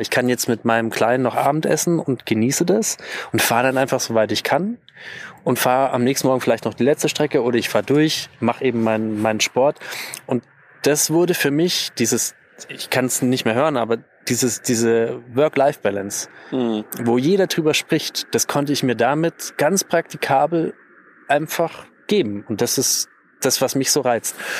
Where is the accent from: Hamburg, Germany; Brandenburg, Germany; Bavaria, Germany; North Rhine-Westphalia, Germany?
Bavaria, Germany; bei uns in Bayern